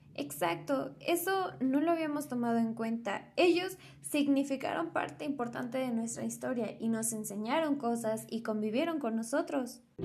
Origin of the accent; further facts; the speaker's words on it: Mexico; Somos mexicanos por nacionalidad, somos mexicanos por historia